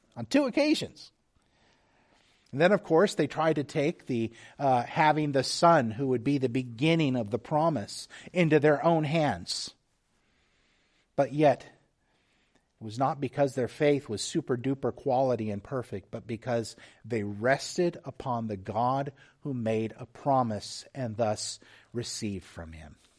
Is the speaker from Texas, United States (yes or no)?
yes; Texas, United States; moved away; also born or lived in Whidbey Island, Washington; I'm from Texas